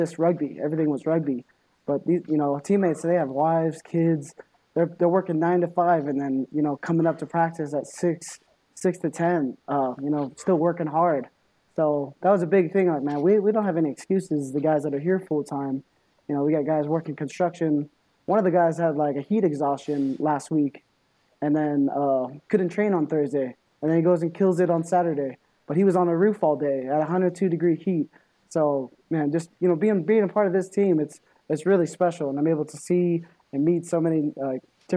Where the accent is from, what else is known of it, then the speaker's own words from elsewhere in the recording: Los Angeles, California, United States; moved away; LA. You know, that's my hometown